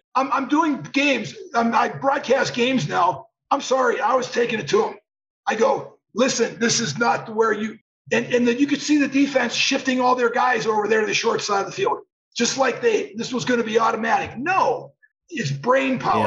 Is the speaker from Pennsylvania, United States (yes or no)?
yes; Irwin, Pennsylvania, United States; growing up in Pittsburgh area